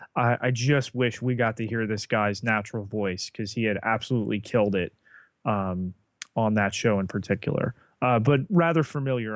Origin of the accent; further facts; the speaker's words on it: New Jersey, United States; accent: Jersey; my Jersey accent may be revealing itself in the pronunciation.